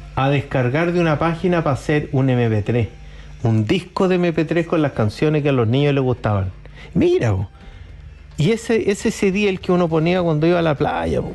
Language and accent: Spanish; Chile; somos chilenos